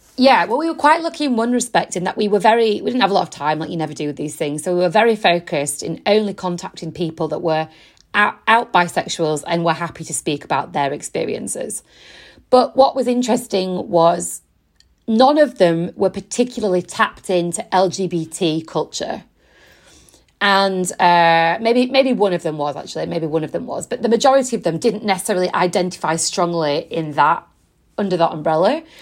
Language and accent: English; Yorkshire and the Humber, United Kingdom; now in London, United Kingdom; I'm originally from West Yorkshire